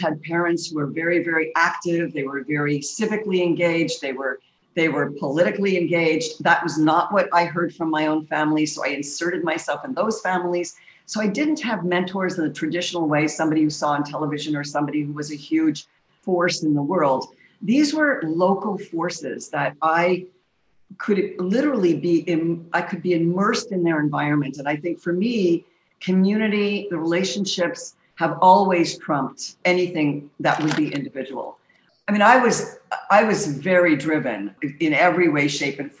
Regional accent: Montreal, Quebec, Canada; I grew up in the streets of Montreal

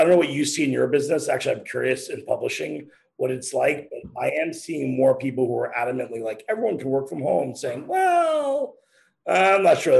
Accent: New York, United States; I mean, look, man, I mean, I grew up in New York, right? I mean, we saw, like, you know, of course the recent anniversary, blackout, like, and we saw all that.

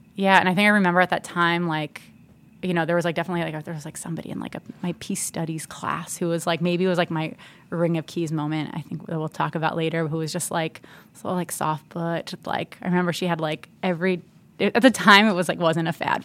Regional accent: New Jersey, United States; I'm from New Jersey

